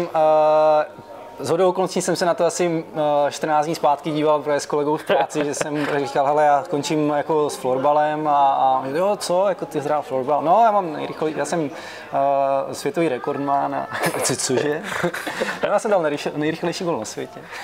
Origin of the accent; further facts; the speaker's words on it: Halenkovice, Zlín Region, Czechia; now in Brno, Czech Republic; my jsme původem ze Zlína, a, a vlastně z, z, z Halenkovic, to je u, u, u Zlína kousek u Napajedel